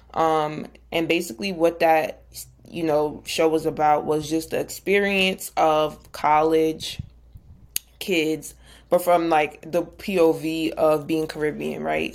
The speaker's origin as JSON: {"language": "English", "region": "New Jersey", "country": "United States", "said": "I'm from Jersey, big Jersey."}